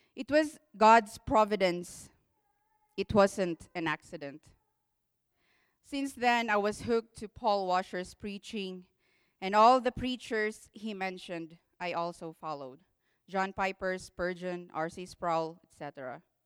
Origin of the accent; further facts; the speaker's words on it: Philippines; English is a second language; moved away; I'm a Filipino, so please be patient with my English